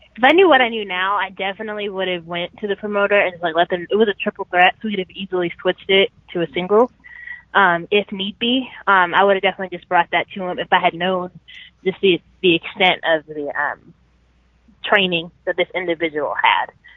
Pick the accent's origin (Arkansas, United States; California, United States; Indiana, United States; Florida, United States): Arkansas, United States; Sherwood; moved away as an adult; now in Atlanta, United States; in Sherwood, Arkansas, which is great because I guess that was in my hometown